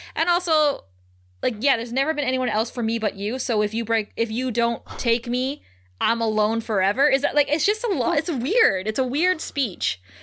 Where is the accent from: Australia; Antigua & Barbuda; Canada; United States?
Canada; Ontario; growing up in Ontario